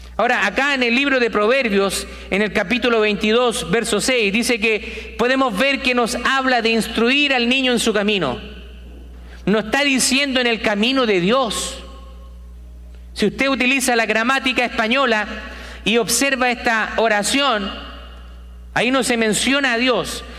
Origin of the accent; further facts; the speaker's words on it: Chile; also born or lived in South America; now in United States; en mi país, en Chile